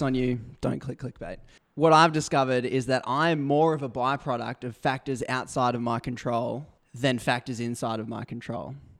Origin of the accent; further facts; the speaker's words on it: Brisbane, Queensland, Australia; I was born in Brisbane. I grew up in a middle class Christian Adventist